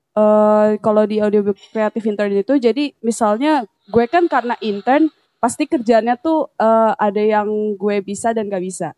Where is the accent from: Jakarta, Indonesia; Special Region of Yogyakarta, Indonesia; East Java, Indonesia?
Jakarta, Indonesia; moved away; also born or lived in Surabaya; gue orang Jakarta